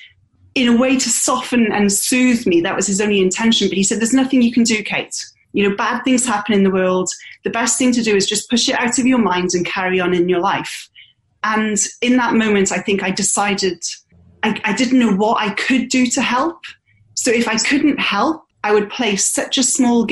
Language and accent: English; United Kingdom; moved away as an adult; also born or lived in Australia; now in Bristol, United Kingdom; I'm British born. I do have an Aussie passport.